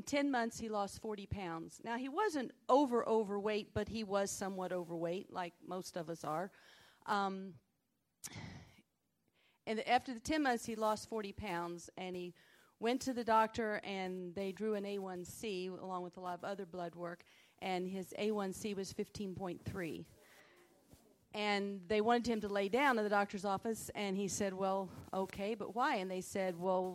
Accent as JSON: {"language": "English", "town": "Greeneville", "region": "Tennessee", "country": "United States", "said": "I'm from Greenville, Tennessee"}